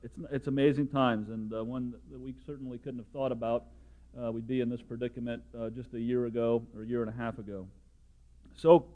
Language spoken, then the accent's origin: English; Mishawaka, Indiana, United States; moved away as an adult; now in Indianapolis, United States; I'm back near my hometown, growing up in Mishawaka